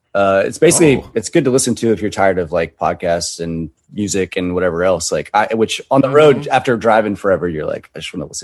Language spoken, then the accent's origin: English; Covington, Georgia, United States; also born or lived in Rockdale County, Georgia; I went back to Covington where I'm from. That's the country.